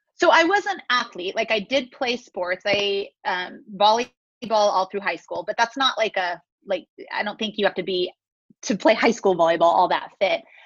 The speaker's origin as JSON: {"language": "English", "region": "California", "country": "United States", "tie": "born or raised there", "moved": "yes", "lives_now": "Las Vegas, United States", "said": "I grew up in California, kind of born and raised there"}